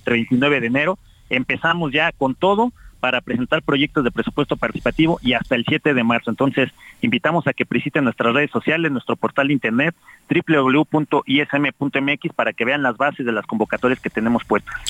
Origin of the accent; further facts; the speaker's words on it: Mexico; como mexicanos y mexicanas